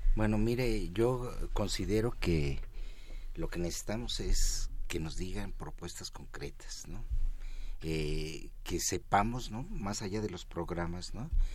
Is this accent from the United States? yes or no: no; Mexico